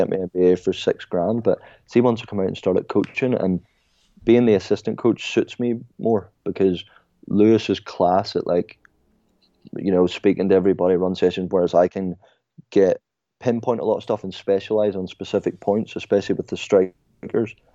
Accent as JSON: {"language": "English", "country": "Ireland", "said": "I was like, Ireland"}